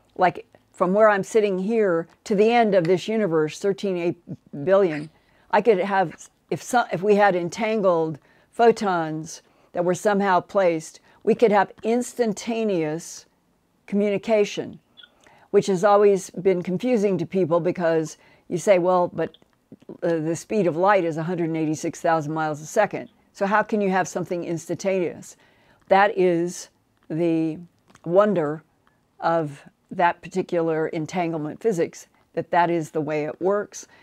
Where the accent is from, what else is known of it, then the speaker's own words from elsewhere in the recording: United States; I grew up as an American